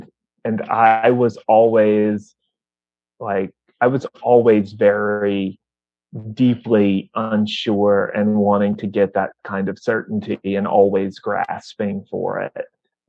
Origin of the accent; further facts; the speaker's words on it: the South, United States; I was very much a nerdy guy growing up in the South